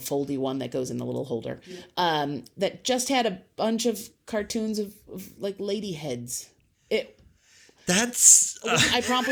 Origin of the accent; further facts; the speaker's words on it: United States; We're American